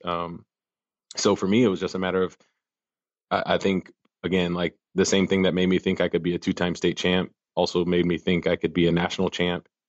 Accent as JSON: {"language": "English", "region": "Minnesota", "country": "United States", "moved": "yes", "lives_now": "Arkansas, United States"}